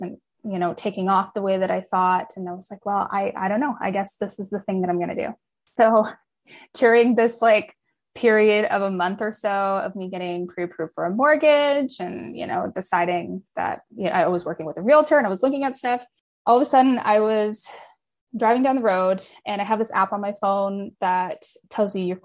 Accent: hometown near Kelowna, British Columbia, Canada; moved away as an adult; also born or lived in Malaysia; now in Kelowna, Canada; it's too close to my hometown

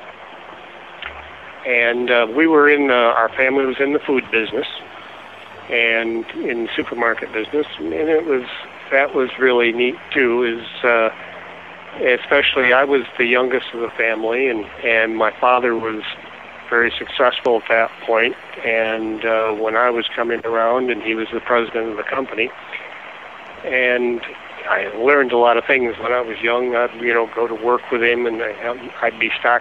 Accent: Hastings, Michigan, United States; also born or lived in Gun Lake, Michigan; I grew up in Hastings, Michigan, and a small town, you know, between Grand Rapids and Kalamazoo

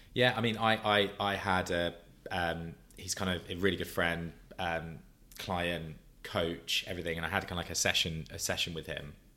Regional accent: Brighton, South East England, United Kingdom; moved away; my hometown from Brighton, South Coast

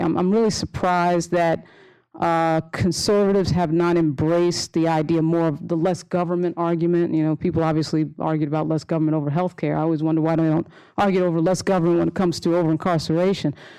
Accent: Long Island, New York, United States; I grew up on Long Island.

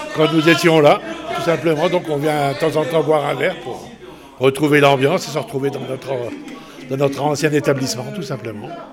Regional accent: Charleville-Mézières, Grand Est, France; je suis originaire de, de Charleville

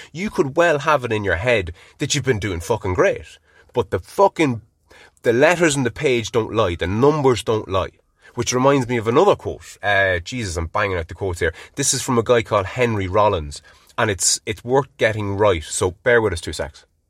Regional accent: Ireland; being Irish

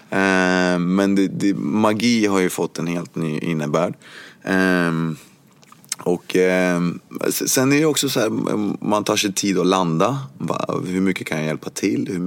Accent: Cuba; now in Sweden; Ja, jag kommer från Kuba. Och jag hade alltid känt mig som eh, kuban. Eh, men att jag bodde i Sverige

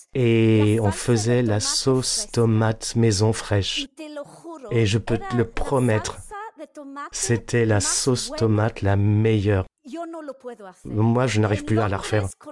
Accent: London, United Kingdom; first language Spanish; French is a second language; Je suis à moitié espagnole, à moitié italienne et je suis née ici.

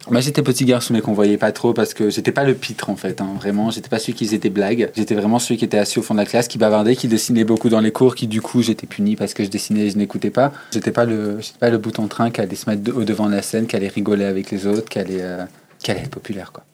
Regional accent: Chambéry, Auvergne-Rhône-Alpes, France; moved away as an adult; now in Clermont-Ferrand, France; je viens d'un petit coin reculé euh, qui s'appelle la Savoie, du coup le 73, dans l'est de la France. Je viens de Chambéry. Et euh, je suis ici pour mes études depuis 7 euh, ans maintenant.

